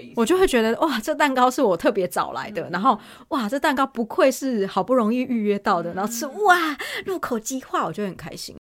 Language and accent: Chinese; Taiwan; now in South Korea; 但毕竟我是台湾人啦